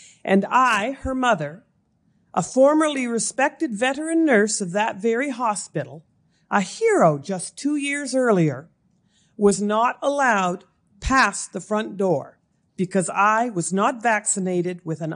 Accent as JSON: {"language": "English", "town": "Amherst", "region": "Nova Scotia", "country": "Canada", "tie": "born or raised there", "also_born_or_lived": "Moncton, New Brunswick", "said": "I was born and raised in Amherst, Nova Scotia."}